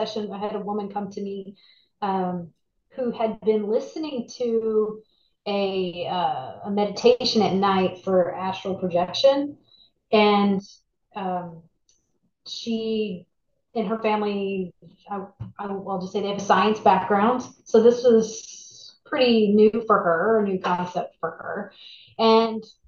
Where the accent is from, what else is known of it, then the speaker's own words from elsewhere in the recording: Dallas, Texas, United States; moved away as an adult; now in New Orleans, United States; I was raised in Texas. In Dallas. So I was in, you know, Northeast Texas